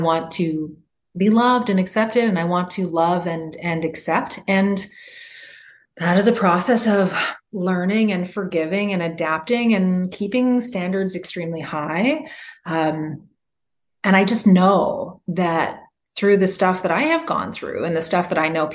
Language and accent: English; Canada; now in United States; I'm Canadian. I come from a place where it's possible to go to the doctor no matter whether or not you have a job